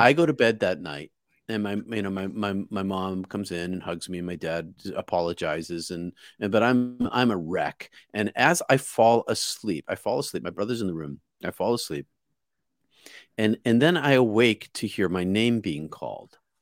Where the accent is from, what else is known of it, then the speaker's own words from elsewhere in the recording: outside of Boston, Massachusetts, United States; I grew up outside of Boston